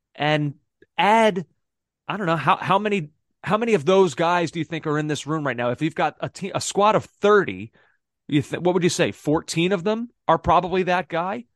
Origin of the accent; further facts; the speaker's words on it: Philadelphia, Pennsylvania, United States; I'm from Philadelphia